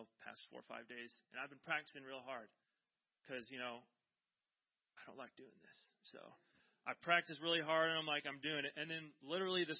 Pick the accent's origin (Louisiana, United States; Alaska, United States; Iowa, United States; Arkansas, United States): Iowa, United States; now in California, United States; I'm from Iowa